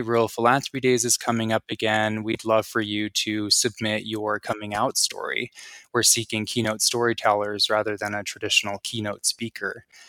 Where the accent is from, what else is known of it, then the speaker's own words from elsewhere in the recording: Antonito, Colorado, United States; also born or lived in La Jara, Colorado; I grew up in a small town called Antonito in southern Colorado.